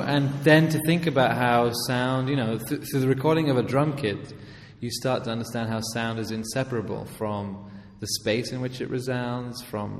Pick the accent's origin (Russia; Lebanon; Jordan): Jordan; Amman, Amman Governorate; also born or lived in England; Yeah, exactly. So I grew up in Amman, first of all, and then in England.